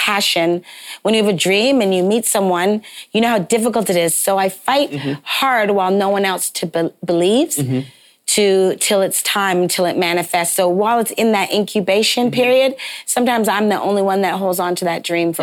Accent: Toronto, Ontario, Canada; moved away as an adult; also born or lived in New York; I'm from Toronto, Canada. So I saw Alvin Ailey at a very young age at the O'Keeffe Center.

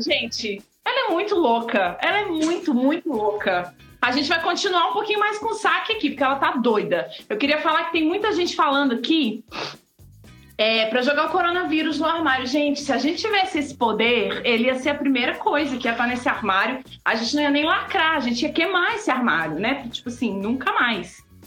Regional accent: Blumenau, Santa Catarina, Brazil; now in Belo Horizonte, Brazil; eu sou de Blumenau

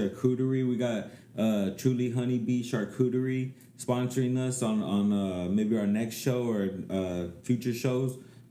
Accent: Bakersfield, California, United States; From fucking Baker.

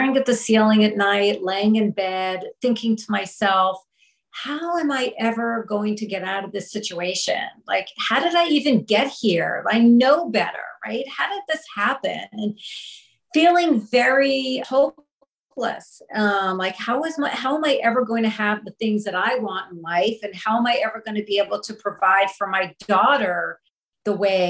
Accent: the New York area, United States; I grew up in the New York area, you know, very happy childhood

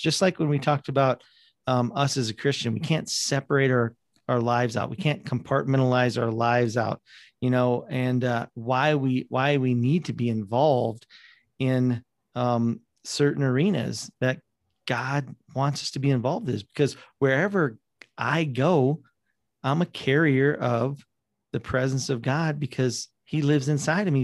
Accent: South Dakota, United States; I grew up in South Dakota

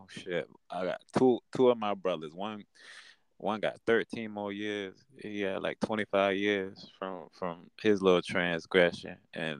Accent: Savannah, Georgia, United States; Born and raised in Savannah

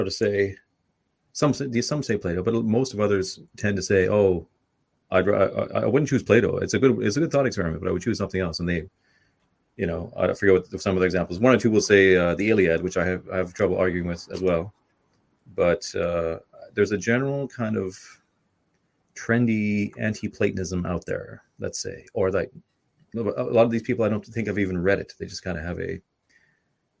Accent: Canada; now in Ireland; I'm from Canada

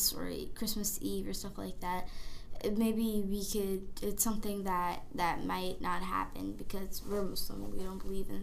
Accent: United States; I was born in the United States

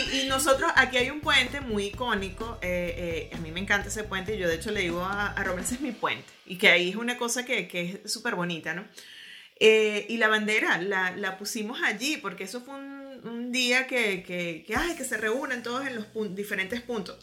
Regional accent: Venezuela; moved away as an adult; now in Germany; siempre vamos a ser venezolanos, tengamos la nacionalidad que tengamos, porque nacimos en Venezuela, crecimos allá.

